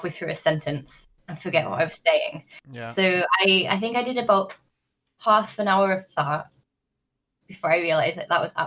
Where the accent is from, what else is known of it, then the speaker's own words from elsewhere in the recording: North West England, United Kingdom; my hometown, which is in the northwest of England